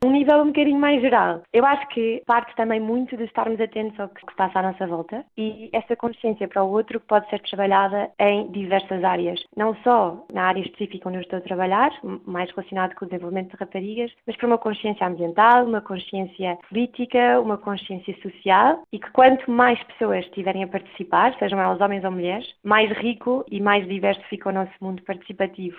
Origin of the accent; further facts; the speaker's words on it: Portugal; also born or lived in England; now in United Kingdom; como portuguesa jovem no estrangeiro